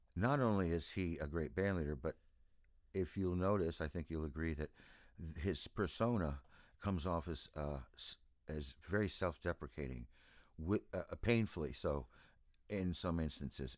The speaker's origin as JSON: {"language": "English", "region": "East Coast", "country": "United States", "tie": "born or raised there", "also_born_or_lived": "Los Angeles", "moved": "yes", "said": "I grew up on the East Coast"}